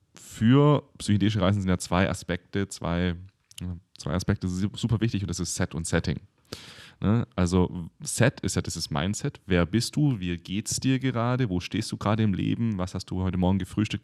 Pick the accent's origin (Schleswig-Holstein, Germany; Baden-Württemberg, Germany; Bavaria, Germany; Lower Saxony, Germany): Baden-Württemberg, Germany; near Stuttgart; now in Berlin, Germany; Ich komme ja aus der Nähe in Stuttgart